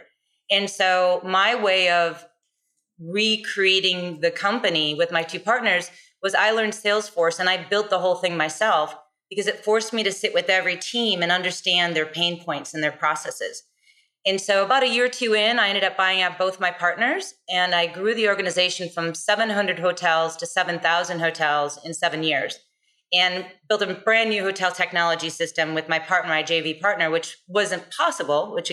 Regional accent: United States; as an American and a female

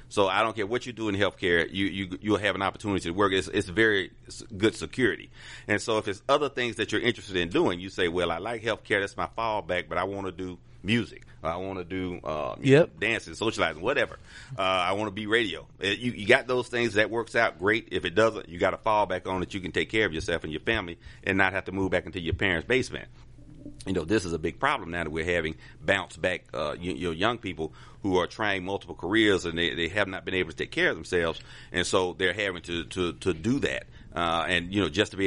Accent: Atlanta, Georgia, United States; I'm a native Atlanta. Atlanta, born and raised in the SWAT in Bend Hill

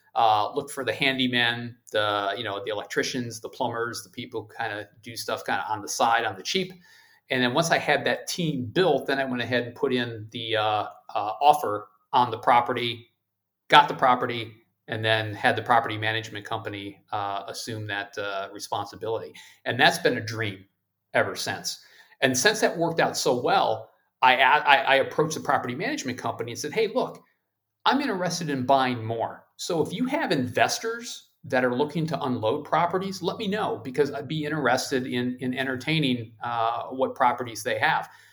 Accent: Ohio, United States; now in Maryland, United States; my home state of Ohio near the amusement park Cedar Point

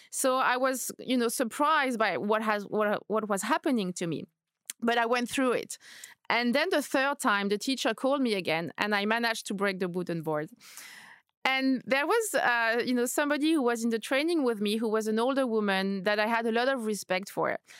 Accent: Paris, Île-de-France, France; moved away as an adult; also born or lived in New York / Madrid; now in London, United Kingdom; So I am French. I was born and raised in Paris

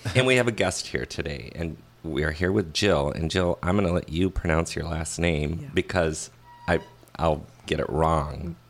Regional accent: Crystal, Minnesota, United States; I'm from Crystal and mm-hmm. grew up in the 80s

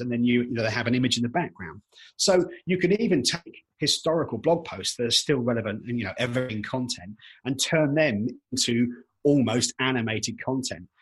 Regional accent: United Kingdom; being British

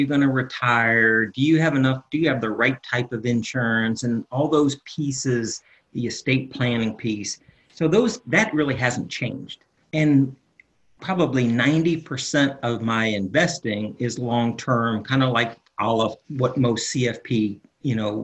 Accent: Winter Park, Florida, United States; moved away; also born or lived in Charlotte; I'm from Winter Park originally

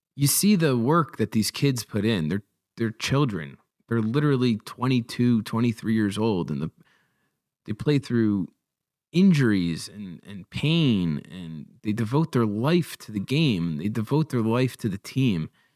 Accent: New Jersey, United States; as New Jerseyans

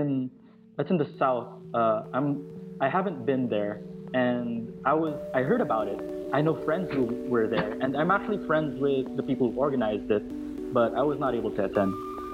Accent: Philippines; I'm from the Philippines

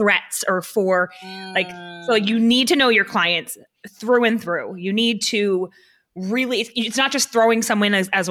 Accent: New Hampshire, United States; I'm from New Hampshire.

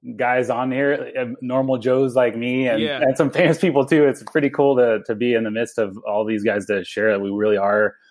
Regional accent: Avalon, California, United States; now in Boise, United States; I grew up in Southern California on Catalina Island

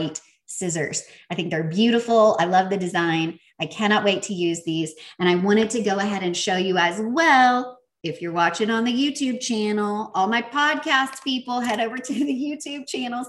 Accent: the South, United States; accent: Southern; my Southern accent

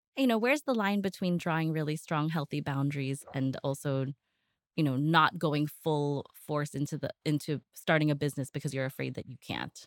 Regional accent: United States; moved away as an adult; now in Philippines; I was born and raised in the States, I only came here for holidays, for Christmas and for summers

